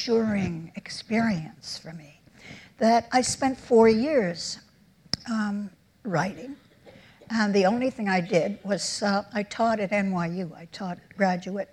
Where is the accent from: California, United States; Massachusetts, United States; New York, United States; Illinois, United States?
New York, United States; I'm born and raised in New York. I'm an Upper West Sider